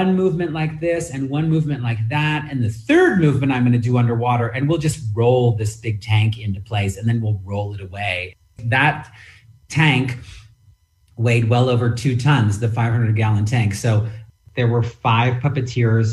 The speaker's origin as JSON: {"language": "English", "town": "San Francisco", "region": "California", "country": "United States", "tie": "born or raised there", "said": "when I grew up in San Francisco"}